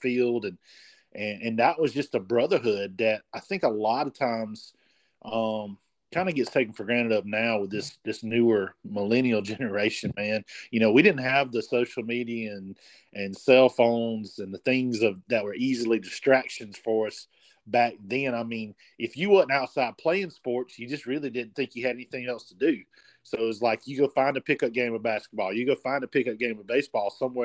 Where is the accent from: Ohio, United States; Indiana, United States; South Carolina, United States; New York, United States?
South Carolina, United States; Abbeville; born or raised there